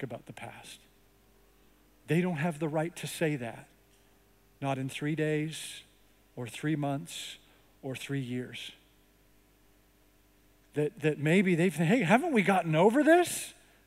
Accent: Canada; now in United States; I grew up in Canada

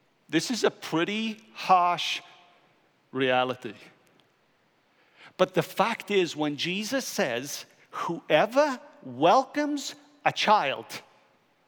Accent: Wales, United Kingdom; I'm Welsh

